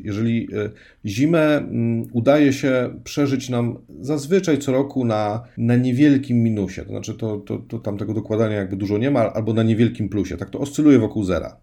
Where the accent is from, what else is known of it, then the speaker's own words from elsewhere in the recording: Gdańsk, Pomeranian Voivodeship, Poland; moved away as an adult; now in Szczeliniec, Poland; pochodzę z Gdańska, 40 lat mieszkałem w Gdańsku